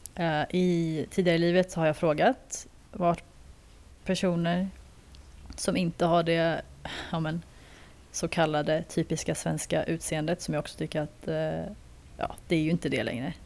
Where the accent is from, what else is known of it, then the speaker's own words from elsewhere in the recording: Sweden; jag är ju andra generationens invandrare till Sverige